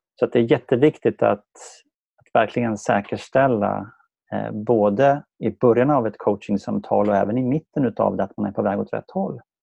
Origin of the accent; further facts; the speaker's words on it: Sala, Västmanland, Sweden; now in Värmdö, Sweden; kommer jag från Sala i Västmanland